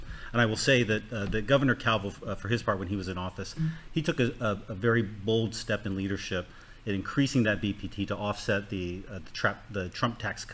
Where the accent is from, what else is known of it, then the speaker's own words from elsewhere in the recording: Agat, Guam; I'm from Agate